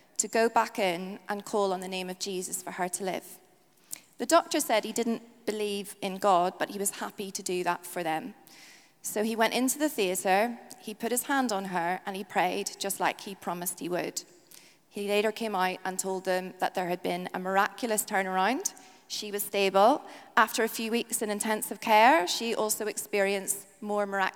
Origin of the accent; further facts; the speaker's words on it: Northern Ireland, United Kingdom; now in England, United Kingdom; I'm from Northern Ireland